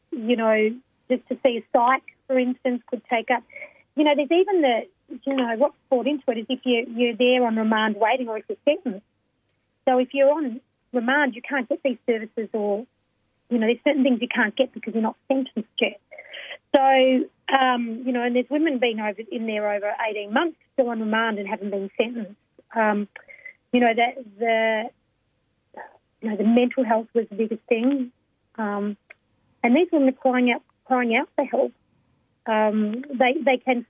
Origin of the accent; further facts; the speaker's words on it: Melbourne, Victoria, Australia; I'm from Naam, so Melbourne, and I'm a Wurundjeri Noongar Wurrung woman